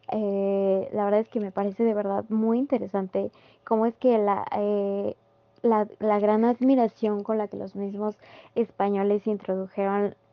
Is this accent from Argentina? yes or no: no; Mexico; tan arraigado que tenemos nosotros como mexicanos desde que, desde que crecemos